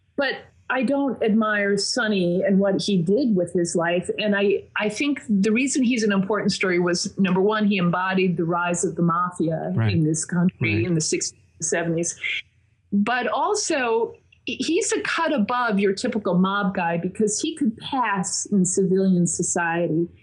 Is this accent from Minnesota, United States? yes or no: yes; Minnesota, United States; moved away as an adult; also born or lived in Massachusetts; now in Long Island, United States; I grew up in Minnesota and I went to college in Massachusetts, but I went back to Minnesota to work